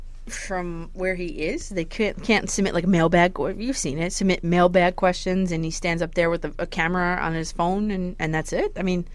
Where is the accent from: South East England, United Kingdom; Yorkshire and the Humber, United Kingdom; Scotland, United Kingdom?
Yorkshire and the Humber, United Kingdom; Leeds; I'm here from Leeds in the UK.